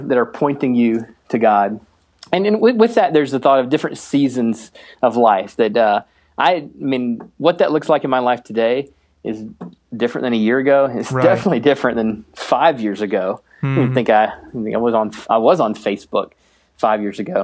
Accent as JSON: {"language": "English", "region": "the East", "country": "United States", "tie": "born or raised there", "also_born_or_lived": "Minnesota", "moved": "yes", "lives_now": "Minneapolis, United States", "said": "I grew up in the East"}